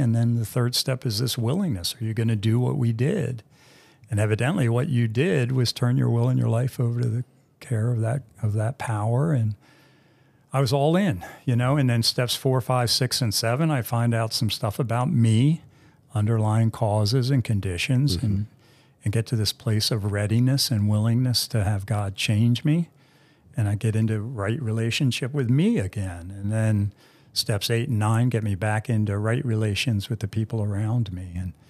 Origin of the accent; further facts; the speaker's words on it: East Coast, United States; He's from the West Coast. I'm from the East Coast.